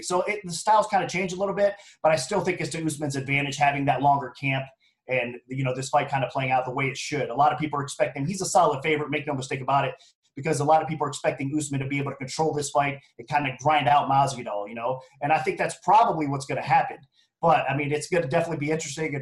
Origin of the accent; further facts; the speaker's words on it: Ohio, United States; moved away as an adult; now in Las Vegas, United States; I was born and raised in Ohio, so I always got to show some love for you know my home state or whatnot. Now I'm relocated, obviously, to Las Vegas